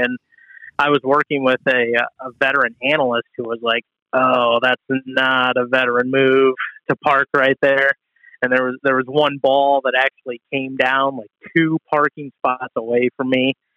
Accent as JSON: {"language": "English", "town": "Toledo", "region": "Ohio", "country": "United States", "moved": "yes", "said": "I'm from Toledo"}